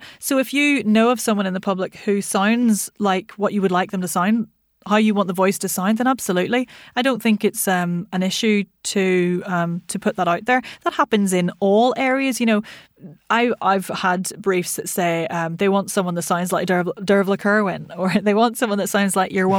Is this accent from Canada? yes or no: no; Ireland; moved away; So because I'm from Ireland, what's Irish to me is probably so Irish you couldn't understand it